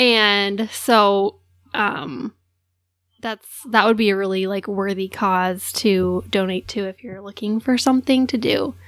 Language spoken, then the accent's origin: English; Alaska, United States; also born or lived in Ukraine; She loved that I was from Alaska.